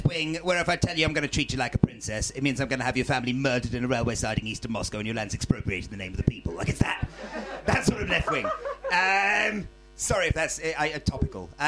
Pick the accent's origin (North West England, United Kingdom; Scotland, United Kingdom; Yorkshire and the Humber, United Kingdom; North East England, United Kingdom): North West England, United Kingdom; Wilmslow; moved away as an adult; now in London, United Kingdom; I'm from a town called Wilmslow, ladies and gentlemen, it's kind of up north. It's kind of like North Cheshire, South